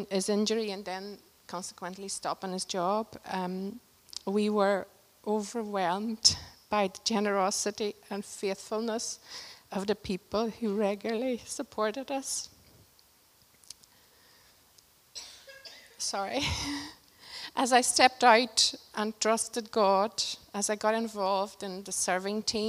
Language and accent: English; Portugal; moved away; we got a chance to go to Portugal, my home country